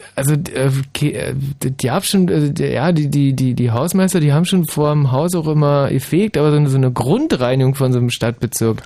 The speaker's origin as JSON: {"language": "German", "country": "Germany", "said": "bei uns in der DDR"}